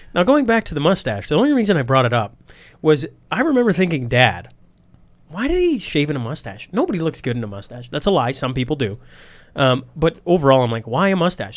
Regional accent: Saskatchewan, Canada

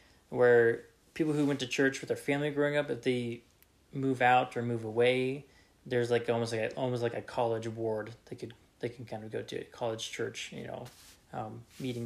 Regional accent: Reno, Nevada, United States; growing up in Reno, Nevada, different kind of culture

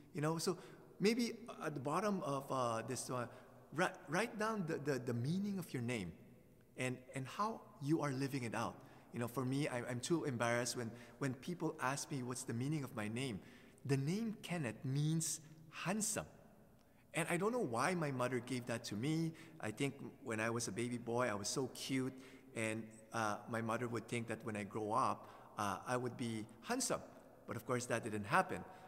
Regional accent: Philippines; moved away; when I was growing up in the Philippines as a teenager

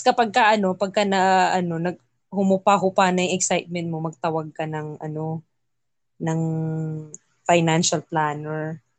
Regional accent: Philippines; moved away; where are you from? Philippines

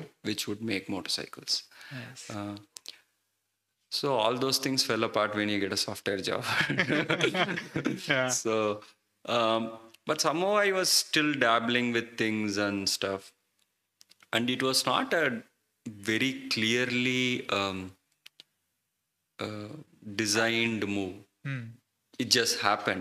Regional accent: Chennai, Tamil Nadu, India; now in Hyderabad, India; I grew up in Chennai

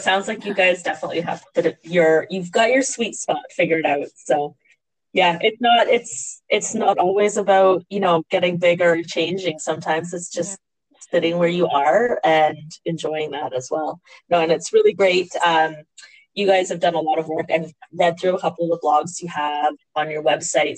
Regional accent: Canada; we as Canadian farmers

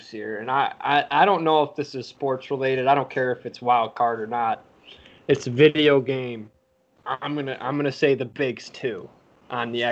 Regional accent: Chicago, Illinois, United States; also born or lived in Detroit; so I was born in Detroit, moved to Chicago and when the Sox were really good, uh, they won in 2005.

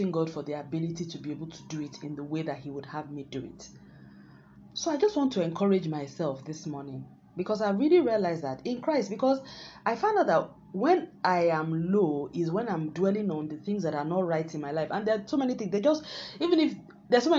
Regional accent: Nigeria; my home country, Nigeria

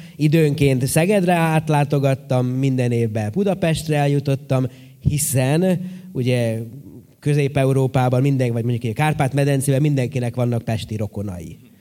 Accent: Horgoš, Vojvodina, Serbia; én horgoson nőttem föl

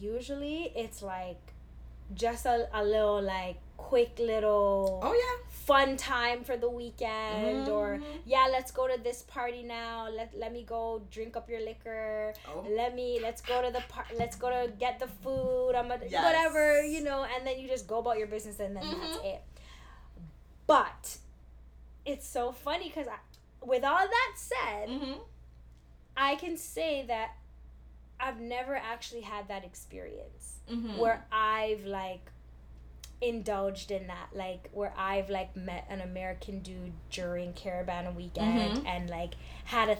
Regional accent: Toronto, Ontario, Canada; we're from Toronto

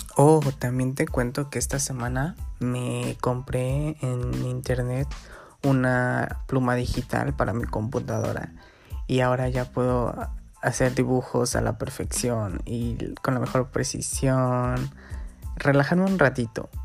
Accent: Guerrero, Mexico; aquí estoy en mi pueblito, en Guerrero

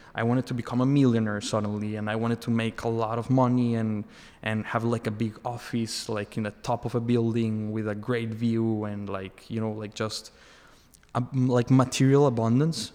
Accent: Mexico; moved away as an adult; also born or lived in Boston / Australia; now in Miami, United States; I'm from Mexico. I was born there and I, I lived uh, for most of my life there.

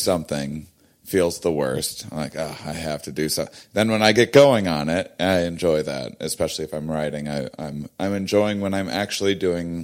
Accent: Wisconsin, United States; moved away as an adult; I'm from Wisconsin originally, and I spent my first 23 years of my life there

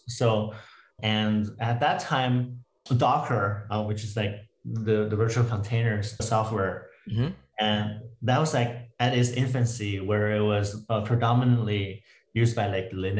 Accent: Canada; also born or lived in Toronto / Vancouver / Waterloo; now in United States; Yeah, so I'm Canadian. I moved a lot in different cities in Canada from Toronto to Vancouver and then back to Waterloo for my undergrad.

